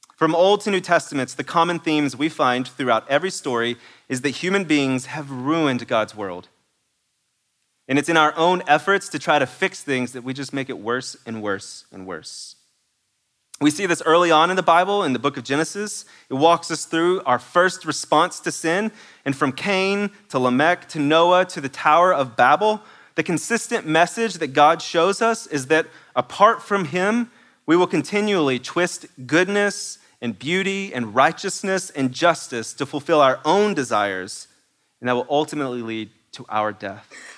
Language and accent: English; East Texas, United States; I'm from East Texas, and that may not be exactly how you pronounce it